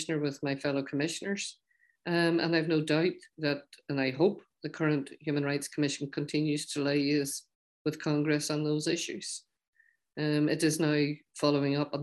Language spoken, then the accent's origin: English; Ulster, Northern Ireland, United Kingdom; accent: Ulster Scots; my accent, and it's probably an Ulster Scots accent